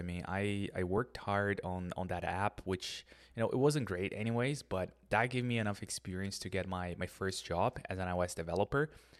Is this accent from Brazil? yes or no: yes; Brazil; I'm originally from Brazil, and in Brazil, for you to have a MacBook, for you to have to buy an iPhone, it's just a lot of money.